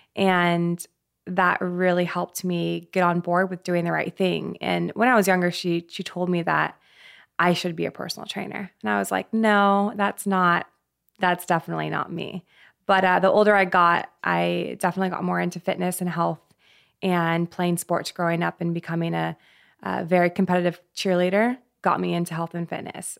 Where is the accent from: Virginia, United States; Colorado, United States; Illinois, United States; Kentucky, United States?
Colorado, United States; I'm actually from Colorado. I grew up there